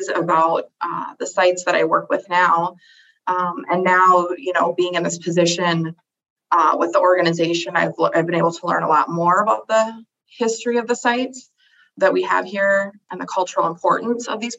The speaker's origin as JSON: {"language": "English", "area": "Twin Cities", "region": "Minnesota", "country": "United States", "tie": "born or raised there", "said": "I was born and raised here in the Twin Cities and metro area"}